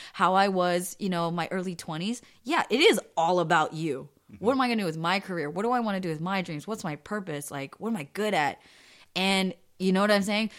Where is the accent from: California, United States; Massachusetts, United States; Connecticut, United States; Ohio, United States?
California, United States; East Bay; also born or lived in San Jose / Cupertino; now in Los Angeles, United States; I grew up in East Bay